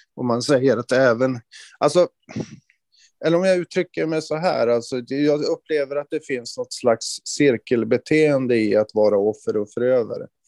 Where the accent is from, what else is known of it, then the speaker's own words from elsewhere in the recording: inland Norrland, Sweden; Alltså jag växte upp i en otroligt trygg omgivning. Eh, Norrlands inland på 70-talet